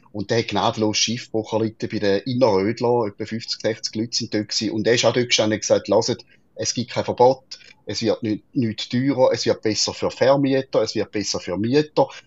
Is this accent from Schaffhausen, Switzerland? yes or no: yes; Schaffhausen, Switzerland; Und wir sind Schaffhauser FDPler sind wir bis jetzt nie so auf dem Radar gewesen